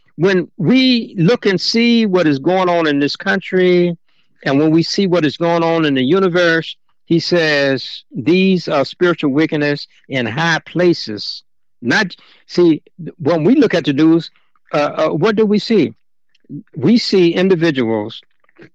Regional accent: Chicago, Illinois, United States; when I was growing up in Chicago, I came out of Cabrini Green

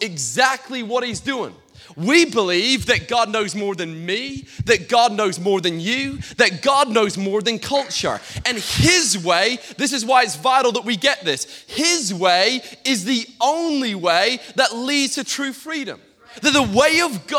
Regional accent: Peterhead, Scotland, United Kingdom; I grew up in Peterhead, Scotland, the capital of the whitefish, capital of whitefish in the whole of Europe.

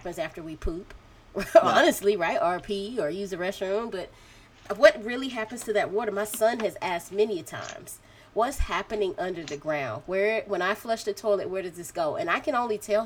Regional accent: Macon, Georgia, United States; accent: Macon; My Macon accent

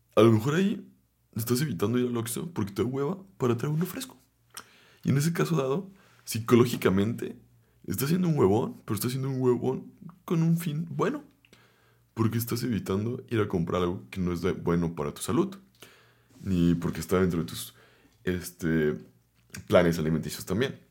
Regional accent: Guadalajara, Jalisco, Mexico; vengo de Guadalajara

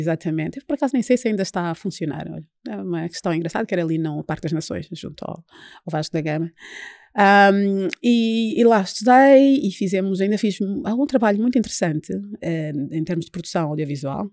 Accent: Luanda, Luanda Province, Angola; moved away as an adult; also born or lived in Paris, France / Coimbra, Portugal; now in Portugal; Eu nasci e cresci em Luanda

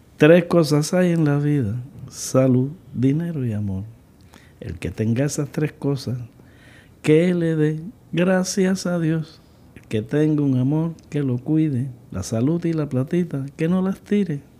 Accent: Cuba; en mi país, también en Cuba

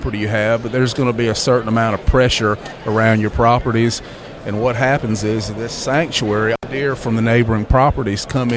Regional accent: South Carolina, United States; also born or lived in Christian County, Kentucky; I grew up in the South Carolina, and now I'm in the upstate

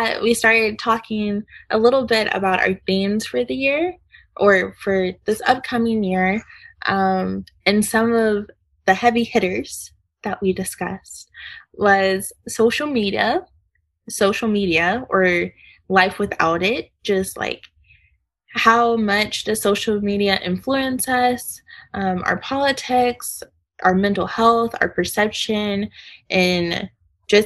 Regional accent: Keller, Texas, United States; I am a senior from Keller, Texas, doing environmental engineering

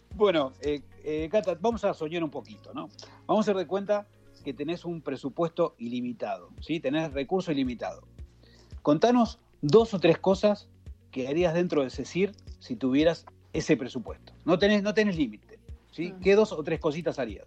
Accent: Argentina

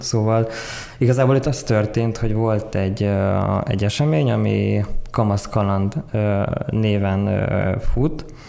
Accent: Tokaj, Borsod-Abaúj-Zemplén, Hungary; moved away as an adult; also born or lived in Miskolc; now in Budapest, Hungary; 95-ben születtem Miskolcon, Tokajban nőttem fel

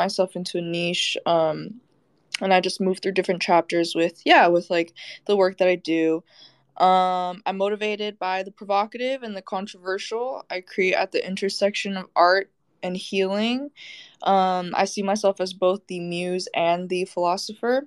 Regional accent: Bay Area, California, United States; moved away as an adult; now in Los Angeles, United States; I'm originally from the Bay Area, went to school out there, grew up out there, but now I'm LA based.

